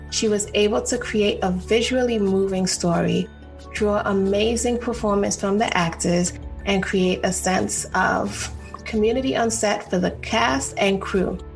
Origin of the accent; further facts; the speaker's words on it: South Carolina, United States; moved away; I grew up in South Carolina. Okay, so it's in a okay, very very small town.